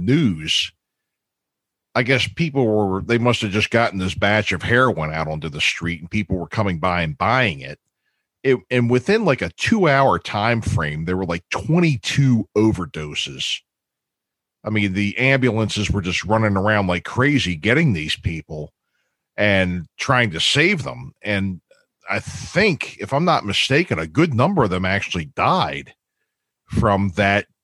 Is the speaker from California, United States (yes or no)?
no; Baltimore, Maryland, United States; also born or lived in small town near the Delaware border, Maryland; I'm from Baltimore, and I don't live there anymore.